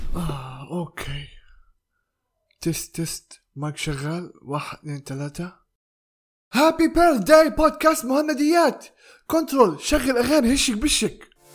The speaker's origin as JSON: {"language": "Arabic", "country": "Palestine", "accent": "Palestinian", "said": "بلهجتي الفلسطينية"}